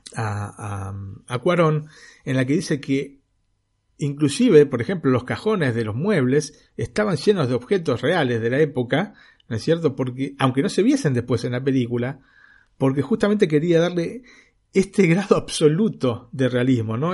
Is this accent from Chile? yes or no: no; Argentina; now in Italy; yo como argentino